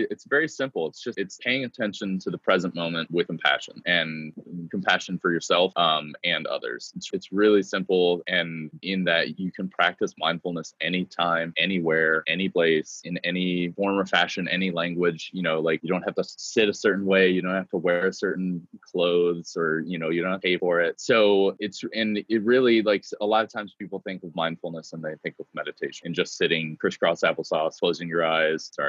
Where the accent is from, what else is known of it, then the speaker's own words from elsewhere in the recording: Cleveland, Ohio, United States; now in Texas, United States; I am not a native Texan. I've been here for 19, going on 19 years, uh, but I'm proud proudly from Cleveland, Ohio.